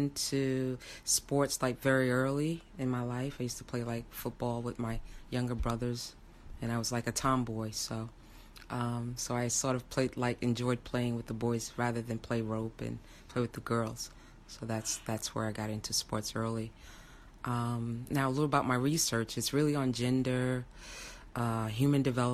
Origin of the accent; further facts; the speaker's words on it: New York City, New York, United States; I'm originally from Brooklyn, New York, residing Park Slope in Brooklyn.